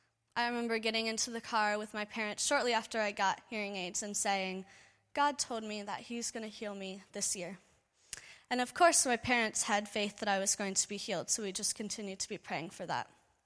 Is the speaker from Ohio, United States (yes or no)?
yes; Cincinnati, Ohio, United States; For those of you I haven't had the pleasure to meet, I'm from Cincinnati, Ohio, back in the States.